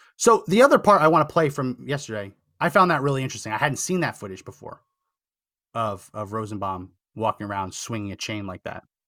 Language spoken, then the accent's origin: English; New Jersey, United States; a resident of New Jersey